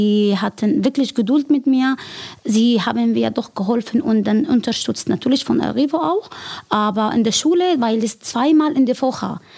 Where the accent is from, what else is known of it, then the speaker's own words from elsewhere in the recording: Syria; German is a second language; now in Germany; Ich komme aus Syrien